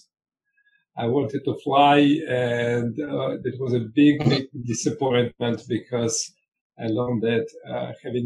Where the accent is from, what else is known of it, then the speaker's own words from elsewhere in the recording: Russia; moved away as an adult; also born or lived in Israel; I grew up in Russia.